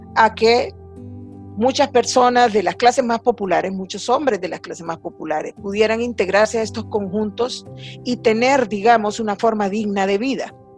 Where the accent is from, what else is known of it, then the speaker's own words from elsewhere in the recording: El Salvador; como todos salvadoreños conocemos